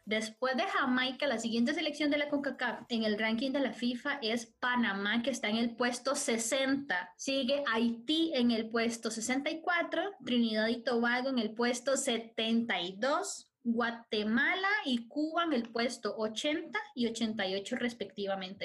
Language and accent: Spanish; Costa Rica